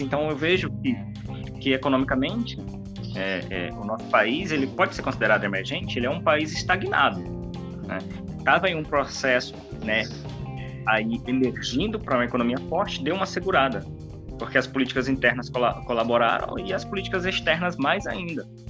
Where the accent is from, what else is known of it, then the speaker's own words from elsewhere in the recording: Pará, Brazil; moved away as an adult; now in Mato Grosso, Brazil; originalmente eu sou paraense, né, vindo do Pará para o Mato Grosso aí devido à questão do concurso para trabalhar